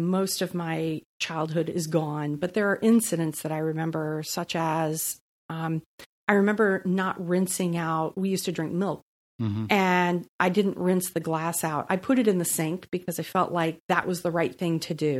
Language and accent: English; East Coast, United States; So I'm a Navy brat. Well, I like to say I'm just a brat. But I've moved 36 times.